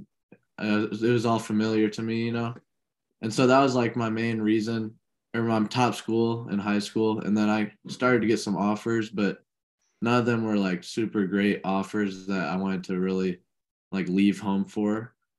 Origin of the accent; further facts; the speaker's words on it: Normal, Illinois, United States; Well, so in normal Illinois is Illinois Wesleyan.